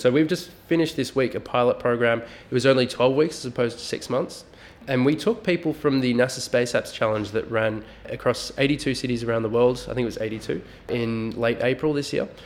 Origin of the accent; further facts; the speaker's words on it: Melbourne, Victoria, Australia; we are from Melbourne